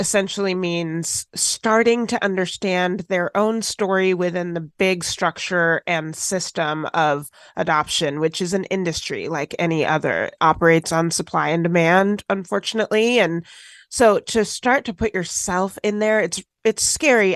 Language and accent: English; Washington, United States; also born or lived in Tennessee; I grew up in Washington State after being adopted from foster care in Tennessee.